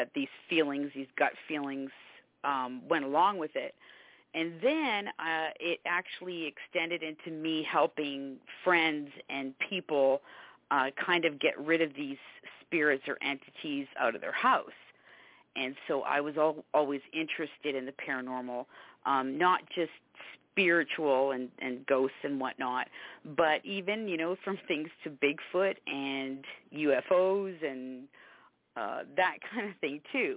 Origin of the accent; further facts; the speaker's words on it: Canada; now in Savannah, United States; I'm actually from Canada